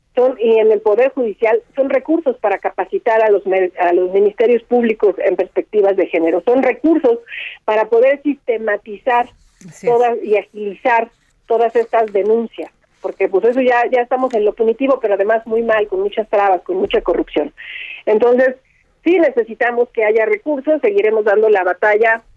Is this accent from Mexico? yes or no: yes; Ecatepec, State of Mexico, Mexico; yo crecí en Ecatepec